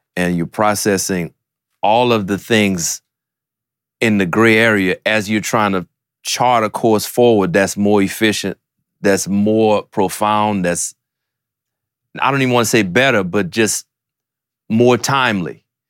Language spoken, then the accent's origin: English; New Orleans, Louisiana, United States; growing up in New Orleans